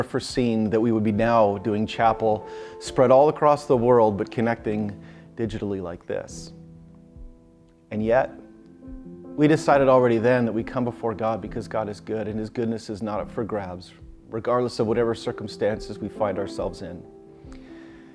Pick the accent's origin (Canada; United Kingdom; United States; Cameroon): Canada; When I was a little kid growing up in Canada, I would watch on Saturday nights Hockey Night in Canada